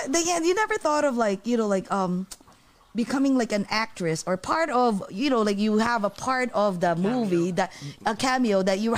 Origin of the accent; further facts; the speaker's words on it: Philippines; we felt like, oh my God, we're Filipino.